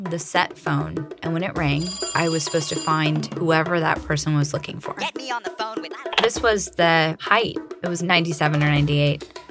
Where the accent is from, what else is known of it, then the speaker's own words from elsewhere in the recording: Santa Cruz, California, United States; I grew up in Santa Cruz, and there's not a whole lot going on in that sleepy little beach town.